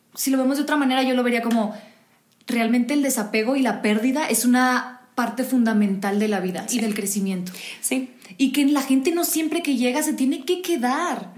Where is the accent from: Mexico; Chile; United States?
Mexico; soy mexicana